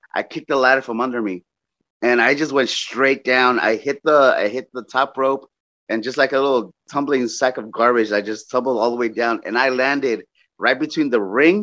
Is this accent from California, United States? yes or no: yes; Los Angeles, California, United States; I'm from Los Angeles